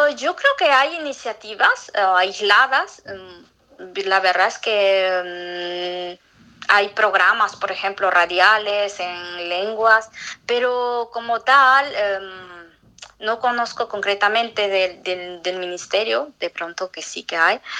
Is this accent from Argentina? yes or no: no; Atalaya, Ucayali, Peru; moved away as an adult; also born or lived in Lima, Peru / Spain; now in Montreal, Canada; yo soy de Atalay